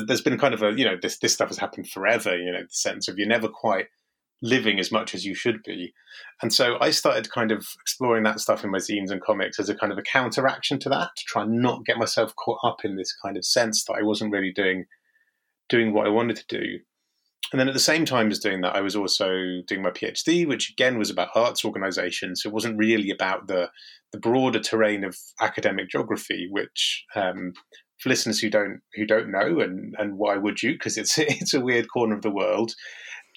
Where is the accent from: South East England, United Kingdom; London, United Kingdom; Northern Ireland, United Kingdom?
South East England, United Kingdom; Marlow; moved away; also born or lived in Kent / Shropshire; growing up in Buckinghamshire